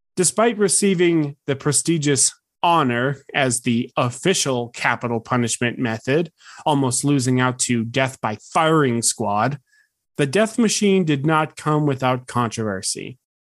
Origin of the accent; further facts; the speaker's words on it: United States; As an American